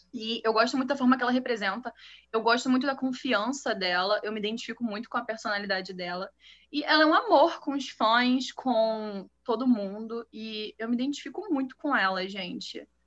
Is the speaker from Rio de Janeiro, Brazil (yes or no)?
yes; Rio de Janeiro, Brazil; eu sou do Rio de Janeiro, tenho 20 anos.